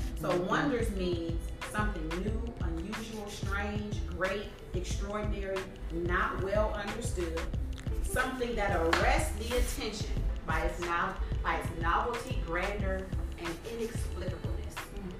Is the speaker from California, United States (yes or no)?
no; Detroit, Michigan, United States; also born or lived in Chicago; now in Dallas, United States; I was born in Chicago. Moved to Detroit when I was about, I'll say 10 years old. So grew up most of my, you know, child and adult life in Detroit, Michigan.